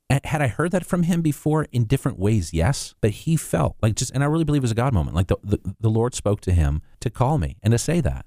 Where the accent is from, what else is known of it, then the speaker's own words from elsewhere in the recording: Hawaii, United States; growing up in Hawaii.